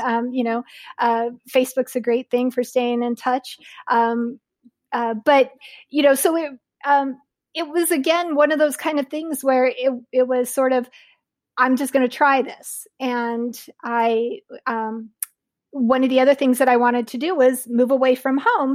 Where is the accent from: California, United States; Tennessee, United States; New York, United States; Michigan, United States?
California, United States; Southern; Loma Linda University is not very far from the town that I grew up in southern in Southern California